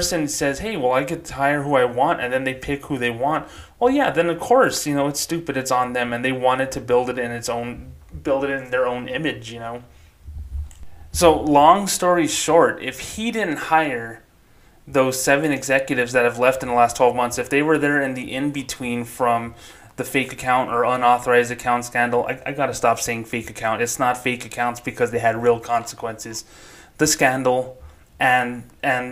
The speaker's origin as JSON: {"language": "English", "town": "Socorro", "region": "New Mexico", "country": "United States", "tie": "born or raised there", "moved": "as an adult", "said": "my hometown of Socorro, New Mexico"}